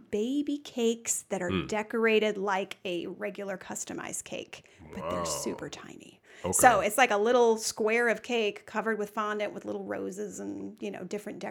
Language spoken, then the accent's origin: English; St. Louis, Missouri, United States; We're originally from St. Louis. That's where we met and grew up. And then we came here because he got his first head chef position.